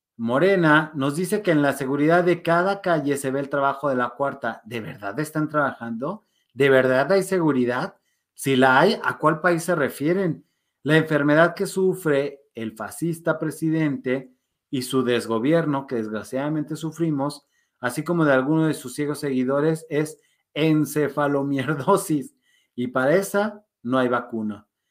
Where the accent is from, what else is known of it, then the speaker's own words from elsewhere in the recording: Mexico; somos mexicanos